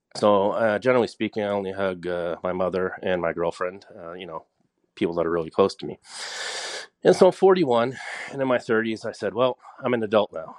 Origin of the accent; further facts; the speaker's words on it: Nova Scotia, Canada; I'm from Nova Scotia